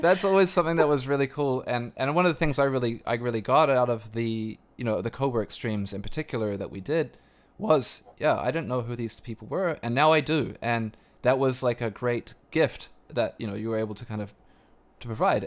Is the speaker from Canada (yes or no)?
yes; Canada; as a Canadian